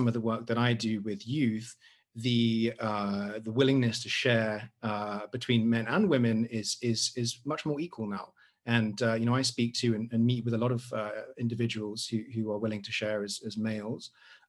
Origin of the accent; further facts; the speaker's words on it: Oxford, South East England, United Kingdom; moved away as an adult; now in Singapore; I come from Oxford, but yeah, I'm from the UK. But I've been in Singapore for 10 years.